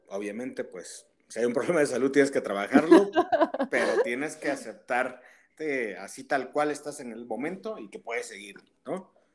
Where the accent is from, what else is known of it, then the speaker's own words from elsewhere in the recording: Tehuacán, Puebla, Mexico; de mi pueblo, de, Tehuacán